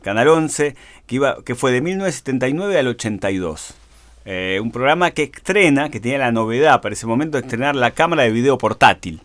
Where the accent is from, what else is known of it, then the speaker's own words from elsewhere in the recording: Argentina; cómo somos los argentinos